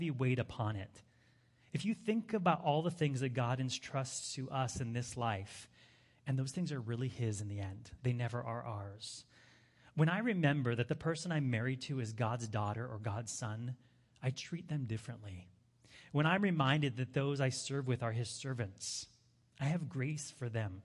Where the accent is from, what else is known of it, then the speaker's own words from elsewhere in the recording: Hawaii, United States; moved away; also born or lived in Europe; I grew up in Hawaii, so I was always having to travel somewhere